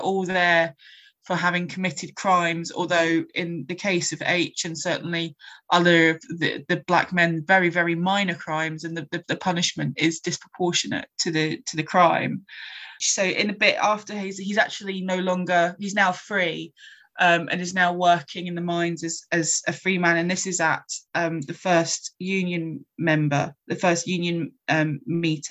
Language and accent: English; Scotland, United Kingdom; I'm Scottish